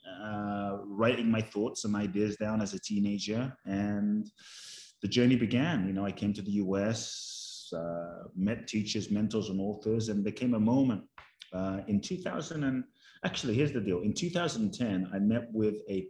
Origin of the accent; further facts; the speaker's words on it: London, United Kingdom; I grew up in London